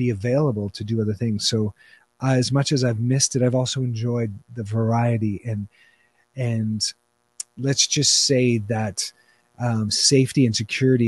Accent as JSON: {"language": "English", "country": "Canada", "said": "I'm Canadian"}